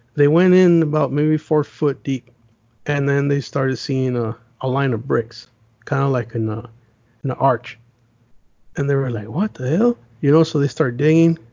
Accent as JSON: {"language": "English", "country": "United States", "tie": "born or raised there", "also_born_or_lived": "Las Vegas, Nevada / Los Angeles, California", "said": "I'm I'm a city boy, man. I grew up in Vegas"}